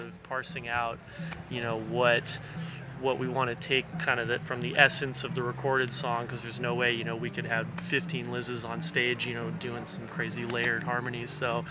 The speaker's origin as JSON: {"language": "English", "town": "Juneau", "region": "Alaska", "country": "United States", "tie": "born or raised there", "moved": "yes", "said": "I grew up in Juneau"}